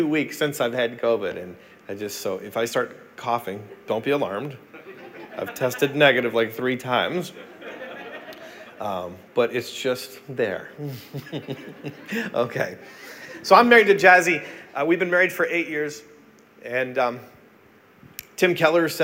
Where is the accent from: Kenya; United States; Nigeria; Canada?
Canada; I'm Canadian.